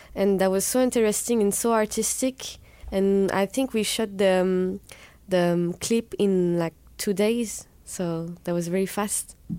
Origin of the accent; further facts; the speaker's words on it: southwest France, France; I'm from the Southwest, and in the Southwest of France, you're not supposed to love Paris